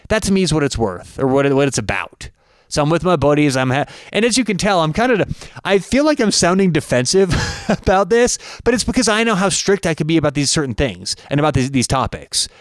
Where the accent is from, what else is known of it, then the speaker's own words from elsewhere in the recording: Denver, Colorado, United States; I'm from Denver, big Broncos fan